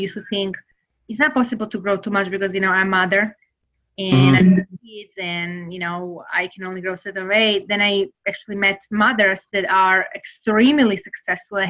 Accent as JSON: {"language": "English", "country": "Serbia", "second_language": "English", "moved": "yes", "lives_now": "United States", "said": "I am originally from Serbia, so I really want to know and experience United States. And because I really loved it, I decided to move here"}